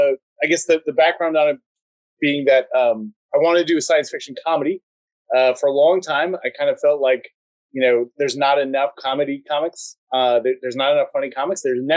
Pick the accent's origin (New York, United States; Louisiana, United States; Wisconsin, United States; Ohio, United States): Wisconsin, United States; Central; moved away as an adult; now in Chicago, United States; I grew up in Central Wisconsin, but I've been here for 20 years. I moved here when I was 24.